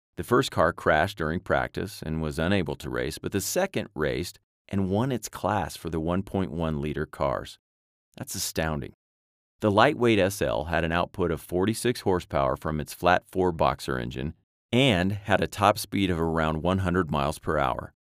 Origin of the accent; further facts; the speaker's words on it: United States; I am American